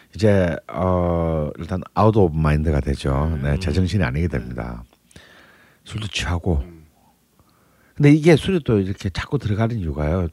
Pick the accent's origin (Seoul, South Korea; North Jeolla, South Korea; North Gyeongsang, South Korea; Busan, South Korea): Busan, South Korea; 저는 부산인데도